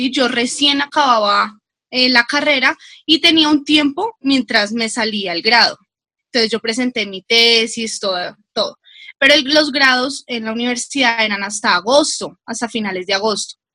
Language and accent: Spanish; Bogotá, Bogotá Capital District, Colombia; soy de Bogotá